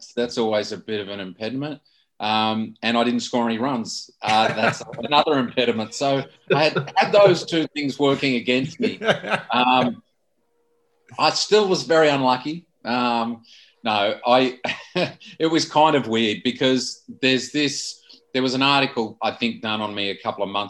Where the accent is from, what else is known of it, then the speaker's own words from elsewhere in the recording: Canberra, Australian Capital Territory, Australia; I was from Canberra, which didn't have a state team.